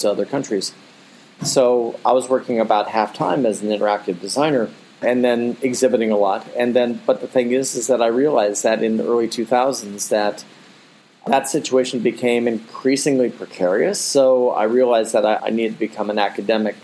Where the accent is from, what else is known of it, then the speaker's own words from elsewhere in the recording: North Canton, Ohio, United States; moved away as an adult; also born or lived in Akron, Ohio; now in Abu Dhabi, United Arab Emirates; I grew up actually in Akron, Ohio, and then North Canton, Ohio